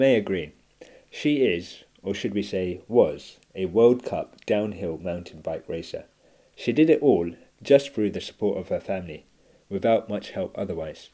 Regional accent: London, United Kingdom; I'm from East London

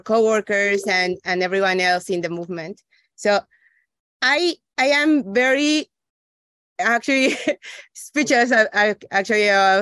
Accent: Ecuador; moved away; also born or lived in Mexico; I went to school in Mexico, but I'm originally from Ecuador

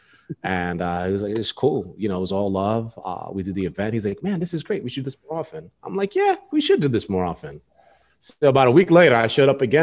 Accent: New York City, New York, United States; moved away as an adult; now in Baltimore, United States; Born and raised New York City

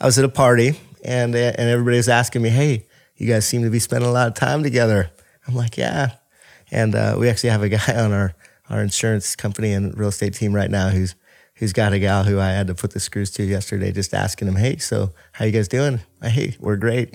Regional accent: Bothell, Washington, United States; I was born and raised in Bothell, Washington

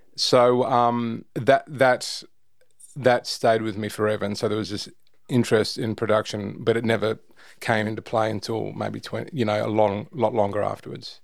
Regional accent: Darling Downs, Queensland, Australia; moved away as an adult; also born or lived in Brisbane, Australia / Toowoomba, Australia / Gold Coast, Australia; now in Sydney, Australia; Moved into the country, grew up in the country, Darling Downs, went to school in Toowoomba

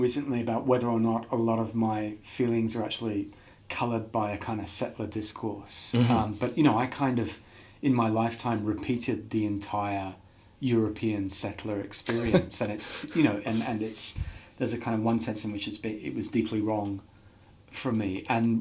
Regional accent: Australia; also born or lived in England; I was born in England. And we emigrated to Australia when I was 7 years old

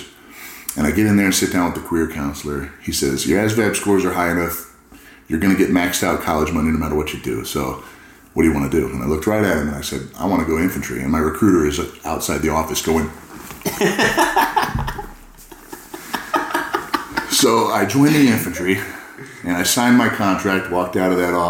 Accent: California, United States; I grew up in California

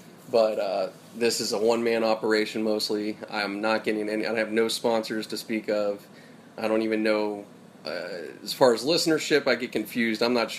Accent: Pittsburgh, Pennsylvania, United States; now in California, United States; when I got out here to California from Pennsylvania, out in Pittsburgh. So I came from Pittsburgh in September of 98.

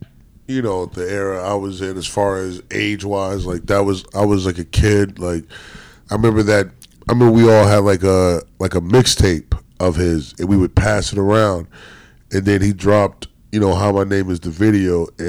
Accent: North Carolina, United States; growing up in North Carolina, like, you know, my parents are from Brooklyn.

